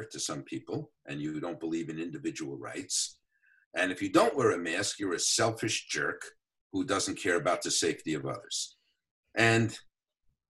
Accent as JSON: {"language": "English", "town": "New York City", "region": "New York", "country": "United States", "tie": "born or raised there", "said": "I grew up in the Bronx"}